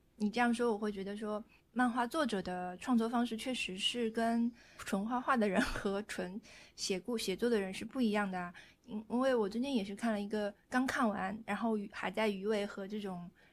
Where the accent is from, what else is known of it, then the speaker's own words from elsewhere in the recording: northern China, China; 我是北方人